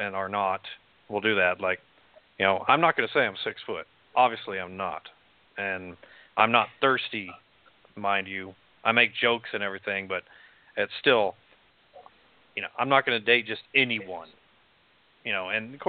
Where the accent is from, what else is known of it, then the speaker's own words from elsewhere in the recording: Amarillo, Texas, United States; moved away as an adult; I'm from Amarillo. So, yeah, Amarillo will dry you up. I mean, I spent 25 years there